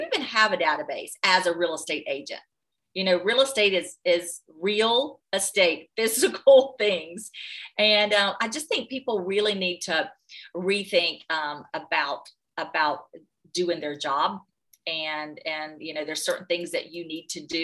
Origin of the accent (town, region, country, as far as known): North Carolina, United States